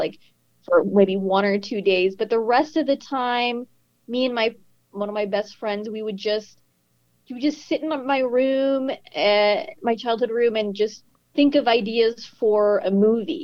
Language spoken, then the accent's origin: English; South Texas, United States; growing up in South Texas. I grew up by the border of Mexico on the Texas side